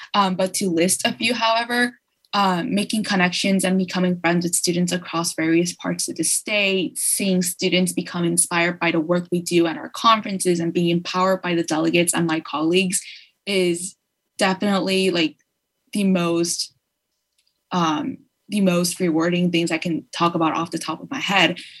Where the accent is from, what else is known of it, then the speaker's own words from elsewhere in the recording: Los Angeles, California, United States; I'm from Los Angeles, Koreatown